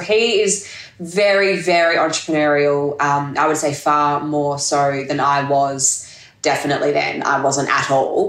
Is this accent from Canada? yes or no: no; Australia; moved away as an adult; also born or lived in Hong Kong / Monaco; I lived overseas that whole time, moved back home in 2018, and I've just been sort of doing my thing here for the last few years, slowly assimilating back into Australia.